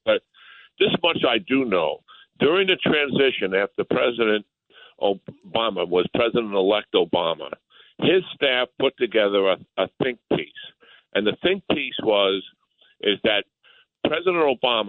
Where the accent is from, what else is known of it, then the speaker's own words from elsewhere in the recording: New York, United States; moved away; I'm a New Yorker anyway.